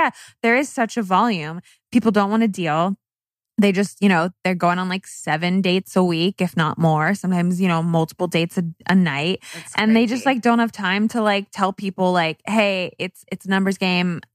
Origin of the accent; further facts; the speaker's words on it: California, United States; I'm from California